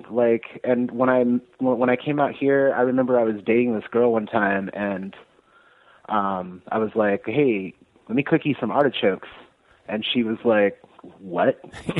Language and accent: English; Monterey Bay, California, United States; also born or lived in Reno, Nevada / Castroville, California / Prunedale, California; now in Atlanta, United States; I'm from the Monterey Bay in California, right in between Santa Cruz and Monterey. I'm from a little town. I actually didn't live in the town, but I lived right in between these two little towns called Castroville and Prunedale.